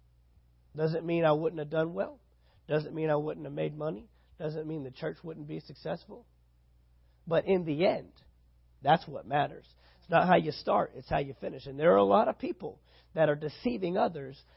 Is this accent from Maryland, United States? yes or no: no; San Antonio, Texas, United States; now in Valdosta, United States; my hometown, San Antonio, Texas